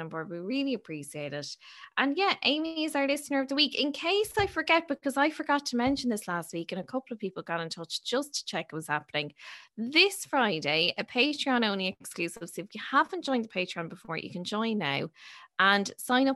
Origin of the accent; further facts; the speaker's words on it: Ireland; we're Irish.